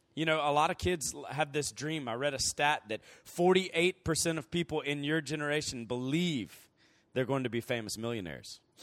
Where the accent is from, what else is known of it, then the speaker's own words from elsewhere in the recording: Columbus, Georgia, United States; moved away as an adult; also born or lived in Virginia; now in Andrews, United States; I'm from Columbus, Georgia, originally, and, um, I lived there until I went to college.